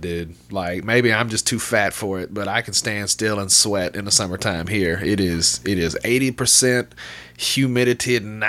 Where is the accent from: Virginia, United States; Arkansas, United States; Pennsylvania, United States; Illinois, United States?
Arkansas, United States; Little Rock; And I'm from Little Rock, you know, the outskirt of Little Rock